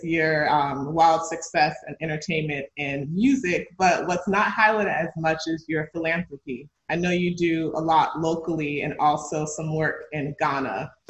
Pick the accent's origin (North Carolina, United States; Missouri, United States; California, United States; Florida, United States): Florida, United States; Miami; Miami, my hometown